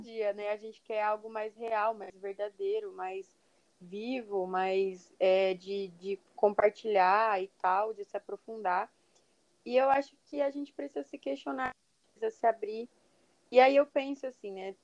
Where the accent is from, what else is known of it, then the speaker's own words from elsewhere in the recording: Brazil; Eu, sou brasileira